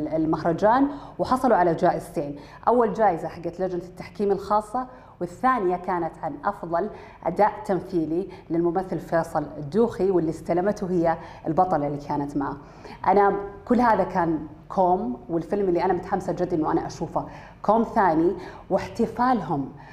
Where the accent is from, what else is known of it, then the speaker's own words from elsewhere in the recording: Saudi Arabia; عندنا بالسعودية